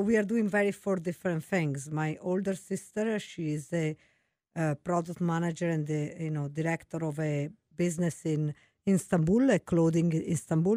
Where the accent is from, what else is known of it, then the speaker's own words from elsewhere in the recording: Venice, Veneto, Italy; English is a second language; moved away as an adult; also born or lived in Florence; now in United States; I'm from Italy. I was born in Florence. I grew up in Venice, such a beautiful city in Italy